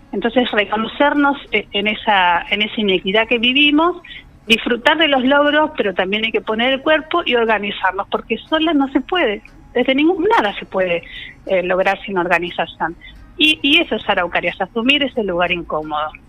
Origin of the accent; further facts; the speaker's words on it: Caleta Olivia, Santa Cruz, Argentina; Bueno, yo porque soy de Caleta me gustaría mucho tener compañeras